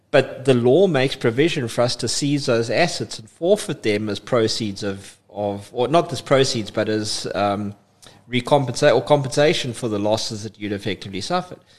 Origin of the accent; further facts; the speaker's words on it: East London, London, United Kingdom; I'm I'm a East London boy. I would love to say I was born and bred in East London, but I spent most of my most of my life in East London